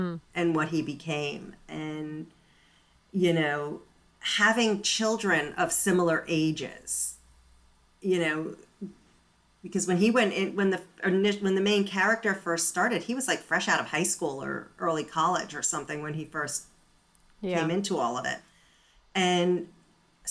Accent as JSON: {"language": "English", "country": "United States", "tie": "born or raised there", "also_born_or_lived": "Massachusetts / New York", "said": "I grew up in Massachusetts and New York."}